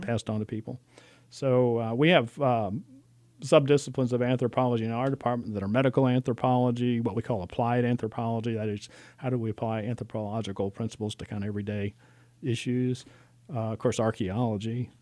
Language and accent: English; Alexandria, Virginia, United States; moved away as an adult; also born or lived in Georgia / Illinois; now in Lexington, United States; I grew up in Alexander, Virginia